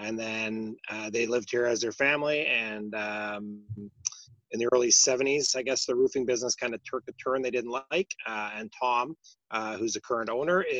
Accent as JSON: {"language": "English", "town": "Russell", "region": "Ontario", "country": "Canada", "tie": "born or raised there", "said": "So I grew up in Russell throughout those years. So we lived in Russell until the time I went to university."}